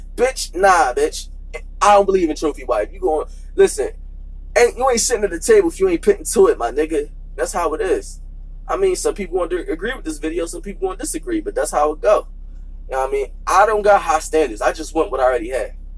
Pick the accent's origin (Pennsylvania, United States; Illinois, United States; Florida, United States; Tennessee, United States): Pennsylvania, United States; Philadelphia; I'm from Philly